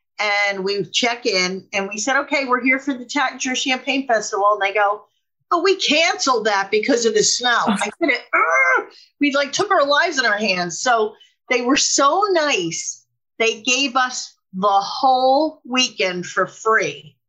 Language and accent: English; New Jersey, United States; my friend and I took off from here and we called Rhode Island and we said, hey, we're coming from New Jersey.